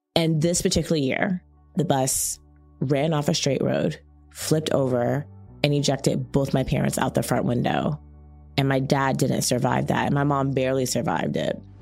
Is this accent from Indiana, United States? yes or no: no; Chapel Hill, North Carolina, United States; moved away as an adult; also born or lived in Washington, D.C.; I was born in D C. My family's Caribbean, but I spent middle and high school in Chapel Hill, North Carolina